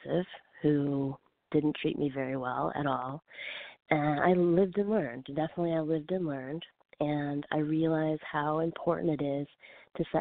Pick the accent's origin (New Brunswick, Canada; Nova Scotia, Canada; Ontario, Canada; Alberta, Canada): New Brunswick, Canada; Fredericton; also born or lived in Calgary; now in Los Angeles, United States; I'm originally from the East Coast of Fredericton, New Brunswick, but I went to Calgary and stayed there for almost 3 years